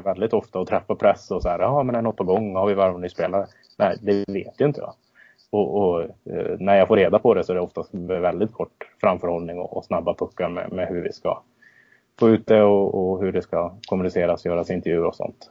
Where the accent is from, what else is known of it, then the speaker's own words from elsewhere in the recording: Örnsköldsvik, Västernorrland County, Sweden; moved away as an adult; Min, bakgrund, jag flyttade ifrån Örnsköldsvik ganska exakt eh, när arenan byggdes